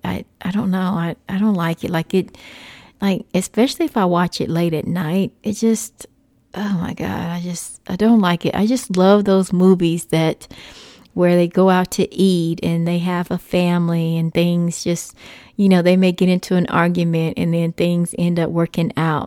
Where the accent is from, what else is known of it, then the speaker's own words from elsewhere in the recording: Texas, United States; moved away; I am a Texas native, so that always makes me happy just being in Texas for a little while. I don't currently live in Texas